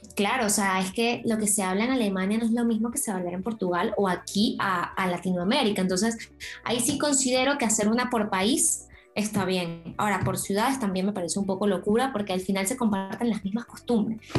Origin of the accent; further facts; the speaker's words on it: Venezuela; now in Spain; yo soy de Venezuela